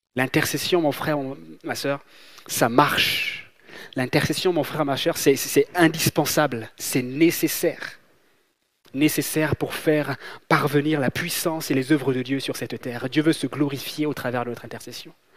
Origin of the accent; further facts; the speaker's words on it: Gabon; moved away; j'ai grandi, j'ai grandi en Afrique, j'ai grandi au Gabon